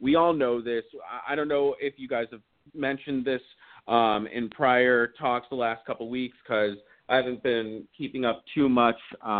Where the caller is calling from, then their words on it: Sherman Oaks, California, United States; Hey, what's up, guys? … over in Sherman Oaks.